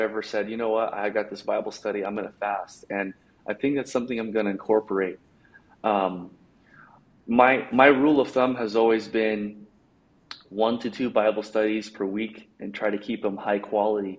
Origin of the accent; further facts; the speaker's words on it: Bay Area, California, United States; moved away; I'm from the Bay Area. I don't live in the Bay Area anymore